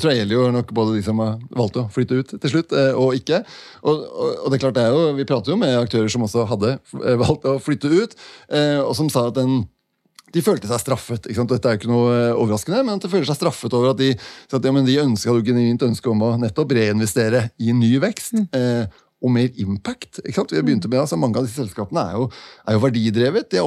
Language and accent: Norwegian; Denmark; Norwegian is a second language; Selv om det ikke høres sånn ut, så er jeg dansk.